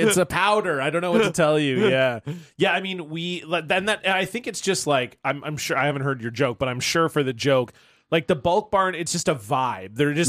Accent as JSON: {"language": "English", "country": "Canada"}